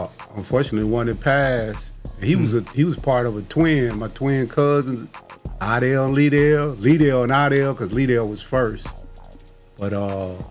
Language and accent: English; Chicago, Illinois, United States; moved away as an adult; also born or lived in Columbus, Ohio; I was in Chicago up until I was like 9 years old. Then we moved to Columbus, Ohio